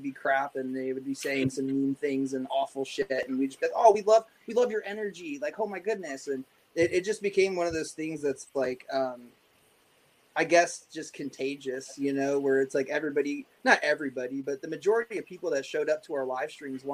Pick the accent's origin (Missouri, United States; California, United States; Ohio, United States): Ohio, United States; now in East Coast, United States; I grew up in Ohio